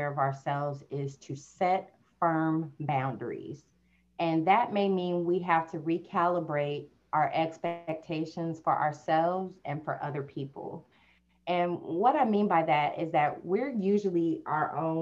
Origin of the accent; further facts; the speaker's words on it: St. Louis, Missouri, United States; I'm from St. Louis. I was a kid in those same streets